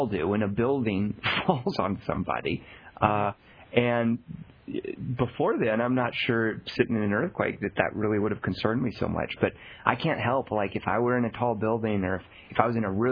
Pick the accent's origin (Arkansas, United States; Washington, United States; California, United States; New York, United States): Arkansas, United States; I grew up in Arkansas